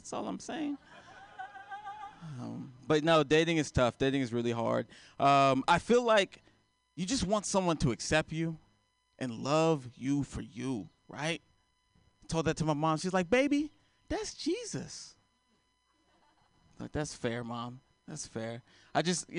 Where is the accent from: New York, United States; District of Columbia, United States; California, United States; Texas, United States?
Texas, United States; I am a teacher, and I am from Texas.